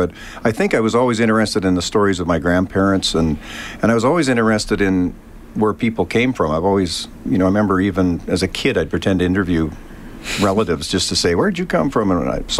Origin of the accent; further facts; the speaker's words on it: Canada; We're Canadian.